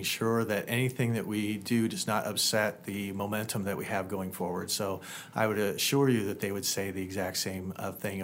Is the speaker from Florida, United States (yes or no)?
no; Indiana, United States; now in La Crosse, United States; I come from Indiana, and my parents still live there